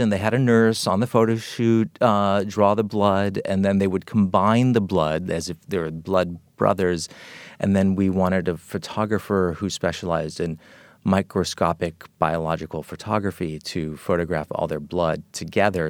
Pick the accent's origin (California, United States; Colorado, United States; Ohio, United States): California, United States; Los Angeles; growing up in Los Angeles in the seventies, it was a really special place